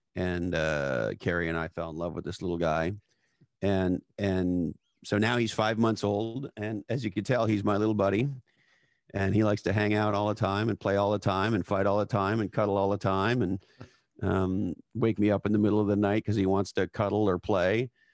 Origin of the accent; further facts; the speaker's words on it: Montreal, Quebec, Canada; I grew up in Montreal, Canada.